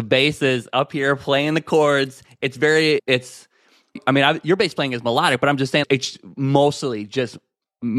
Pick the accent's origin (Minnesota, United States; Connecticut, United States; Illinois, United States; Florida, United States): Illinois, United States; Chicago; I'm from Chicago, Illinois